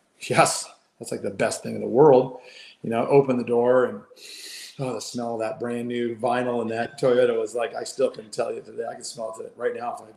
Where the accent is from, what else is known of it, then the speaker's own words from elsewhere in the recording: Dana Point, California, United States; moved away as an adult; also born or lived in Australia; where I grew up in Dana Point